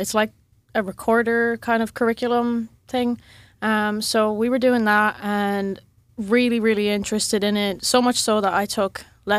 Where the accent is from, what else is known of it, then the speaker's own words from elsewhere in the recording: Munster, Ireland; County Clare on the west coast.